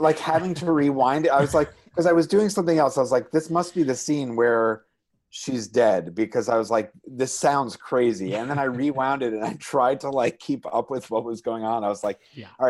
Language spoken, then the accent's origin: English; New York, United States; From New York, baby.